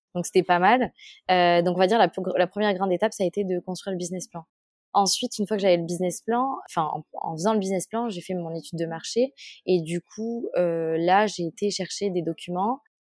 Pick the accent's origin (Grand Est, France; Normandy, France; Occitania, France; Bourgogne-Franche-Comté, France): Occitania, France; Toulouse; j'ai grandi à Toulouse